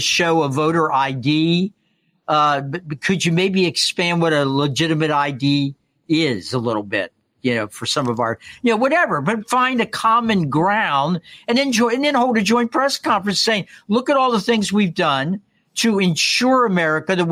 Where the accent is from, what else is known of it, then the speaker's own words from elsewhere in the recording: Newport, Kentucky, United States; when I was growing up in Newport, Kentucky